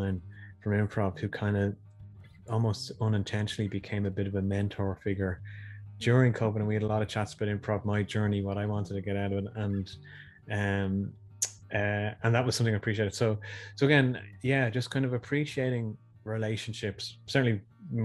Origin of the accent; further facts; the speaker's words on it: Tallaght, Leinster, Ireland; I'm a guy from Tala